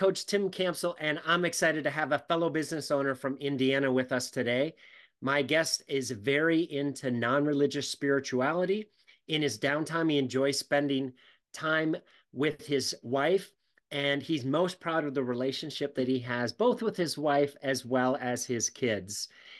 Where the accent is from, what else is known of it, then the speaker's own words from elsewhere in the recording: Canada; moved away; I'm from Canada, so there's some words that I pronounce that people here think sound funny as well.